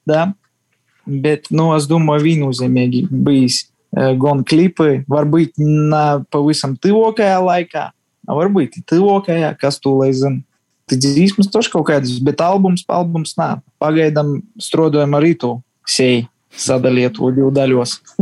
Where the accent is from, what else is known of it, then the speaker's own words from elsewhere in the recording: Ludza, Ludza Municipality, Latvia; visi mēs esam mīkoši zāni no Lūdzes, no Latvijas